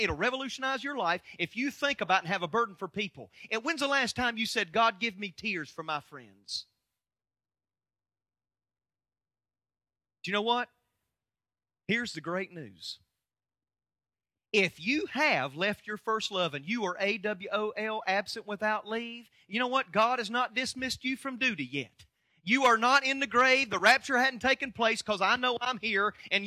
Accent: United States; I'm an American

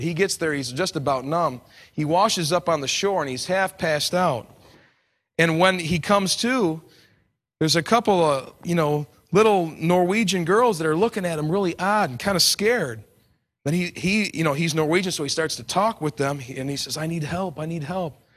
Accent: New York, United States; I come from New York

